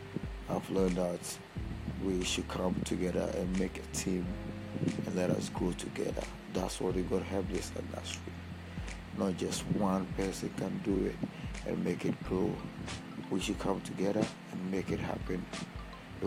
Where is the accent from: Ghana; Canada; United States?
Ghana; I'm from Ghana